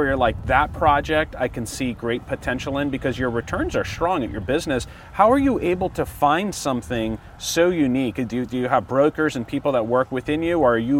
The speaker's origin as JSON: {"language": "English", "area": "Orange County", "region": "California", "country": "United States", "tie": "born or raised there", "said": "I was born and raised in Orange County."}